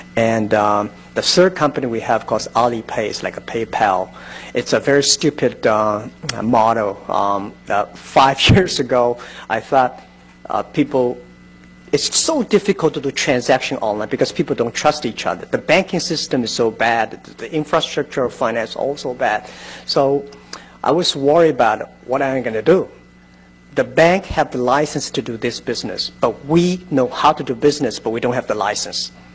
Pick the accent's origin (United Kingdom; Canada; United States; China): China